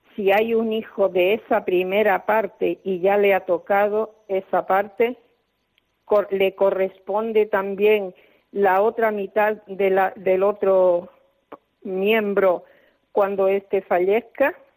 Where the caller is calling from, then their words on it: Granada, Andalusia, Spain; llamo desde la ciudad de Granada